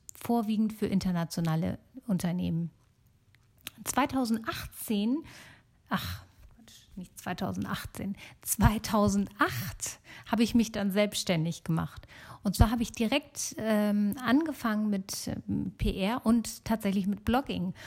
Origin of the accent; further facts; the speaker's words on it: Germany; also born or lived in Italy; ich bin gebürtige äh, Italienerin, aber in Deutschland geboren und aufgewachsen